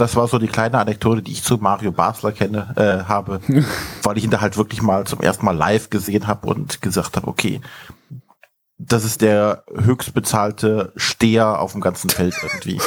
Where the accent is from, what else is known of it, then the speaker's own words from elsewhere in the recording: Brühl, Germany; aus dem kleinen Städtchen, wo ich herkomme, gebürtig